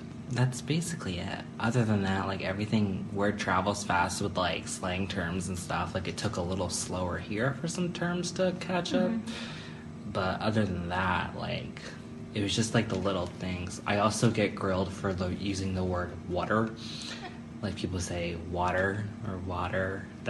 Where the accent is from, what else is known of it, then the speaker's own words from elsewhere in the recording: Stroudsburg, Pennsylvania, United States; I grew up in Stroudsburg, Pennsylvania, which is like located in the Pocono Mountains. It's probably about 2 hours from here and probably like an hour from New York. So it was a lot of New Jersey and New York kids in the area, so it was very diverse